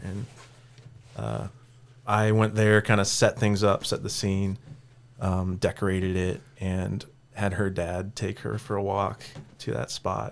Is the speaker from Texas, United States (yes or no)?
no; Cedar Falls, Iowa, United States; born or raised there; also born or lived in Sioux City, Iowa; now in Kansas City, United States